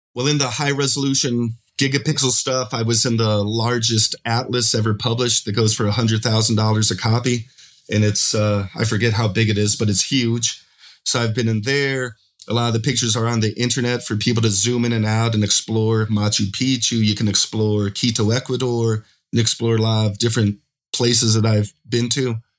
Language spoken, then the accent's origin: English; Pueblo, Colorado, United States; moved away as an adult; now in Medellin, Colombia; I'm originally from Pueblo, Colorado. I now live in Medellin, Colombia